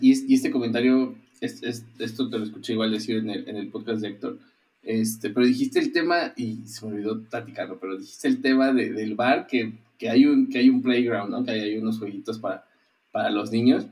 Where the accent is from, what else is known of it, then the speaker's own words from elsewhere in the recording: Mexico City, Mexico; now in Querétaro, Mexico; yo soy de la Ciudad de México nacido y, me considero chilango